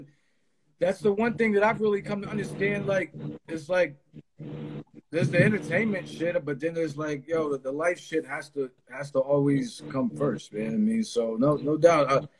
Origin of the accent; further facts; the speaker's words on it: East Coast, United States; I'm from the East Coast.